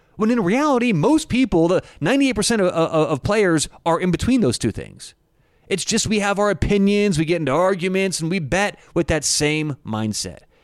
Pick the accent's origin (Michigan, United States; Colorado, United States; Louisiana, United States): Colorado, United States; Denver; I'm in Denver. I am from Denver, Colorado.